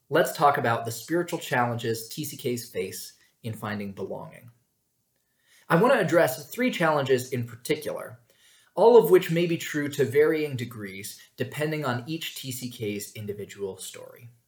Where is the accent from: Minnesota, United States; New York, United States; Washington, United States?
New York, United States; born there; I told them I was from New York State which was sufficiently true since I'd been born there and spent the summer before college there.